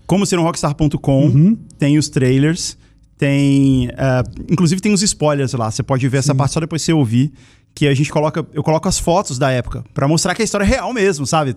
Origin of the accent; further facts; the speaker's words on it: Brasília, Federal District, Brazil; eu nasci em Brasília, né? Eu morava lá